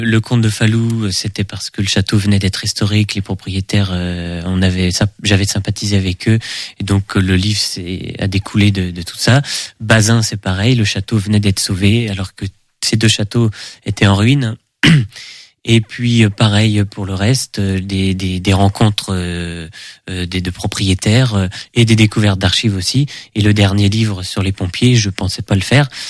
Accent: Segré, Pays de la Loire, France; also born or lived in Angers; je suis né euh, à Angers, mais j'ai toujours vécu à Segré

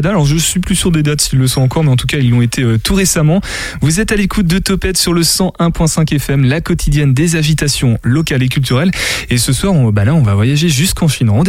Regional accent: Marseille, Provence-Alpes-Côte d'Azur, France; born there; Euh, parce que je suis né à Marseille.

